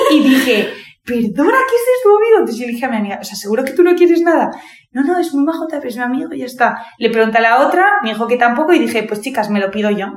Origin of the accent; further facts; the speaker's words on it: Madrid, Community of Madrid, Spain; soy de Madrid, tengo 22 años